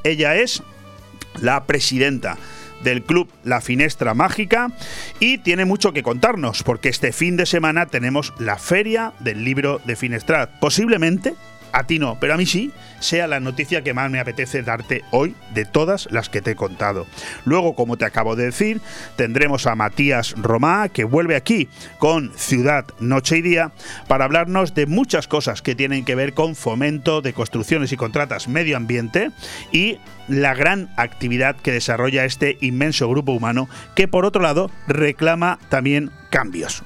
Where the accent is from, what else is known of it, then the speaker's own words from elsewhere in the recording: Spain; el poco prestigio que nos queda como españoles